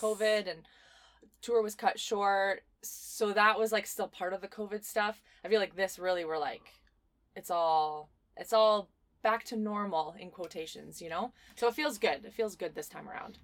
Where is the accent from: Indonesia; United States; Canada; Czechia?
Canada; Winnipeg, Manitoba; we're from Winnipeg